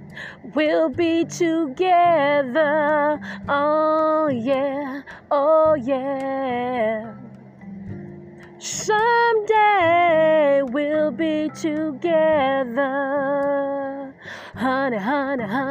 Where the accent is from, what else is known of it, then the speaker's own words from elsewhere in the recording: Detroit, Michigan, United States; I grew up in Detroit, Michigan. I grew up in the Motor City